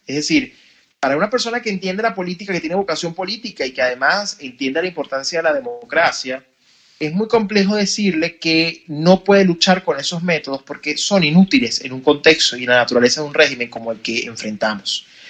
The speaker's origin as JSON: {"language": "Spanish", "country": "Venezuela", "tie": "born or raised there", "said": "no pude crecer en mi niñez total o mi adolescencia en un país donde yo realmente podía haber sido libre"}